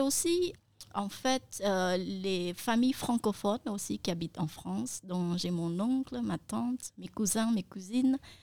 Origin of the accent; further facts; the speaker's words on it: Cambodia; first language Khmer; French is a second language; ma langue maternelle qui est le khmer